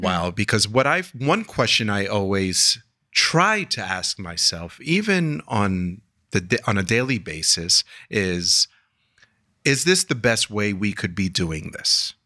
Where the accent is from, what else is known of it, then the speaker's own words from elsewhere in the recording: New York City, New York, United States; I'm from Queens